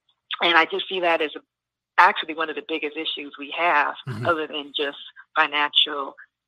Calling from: Alabama, United States; I'm calling from Alabama.

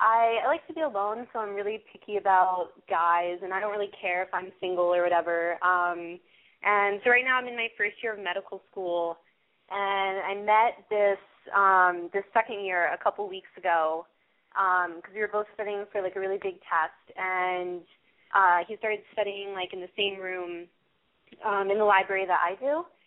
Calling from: New York City, New York, United States; I'm calling from New York City.

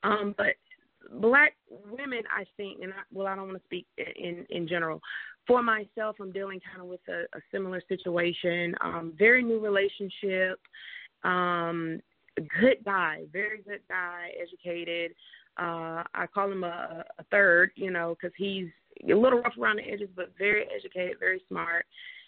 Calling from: Atlanta, Georgia, United States; area code, area, I'm calling from Atlanta.

